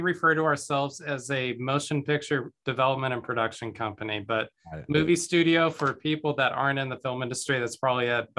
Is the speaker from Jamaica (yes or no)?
no; Guatemala; born there; I was born in Guatemala. Both of my parents were missionaries to Central America.